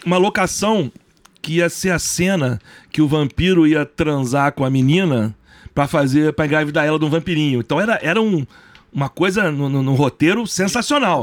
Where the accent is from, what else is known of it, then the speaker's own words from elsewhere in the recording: Brazil; eu sou brasileiro